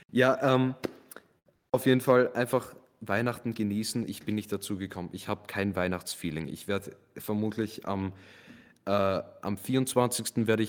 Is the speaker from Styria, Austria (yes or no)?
yes; Graz, Styria, Austria; Als echter Grazer hat man halt diese, diese Verlangen